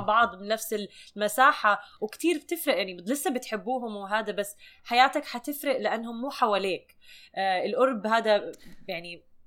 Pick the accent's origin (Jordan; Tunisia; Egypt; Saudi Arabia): Jordan; moved away as an adult; now in United States; انا ربيت بالاردن ونقلت على امريكا وانا عمري 24 سنه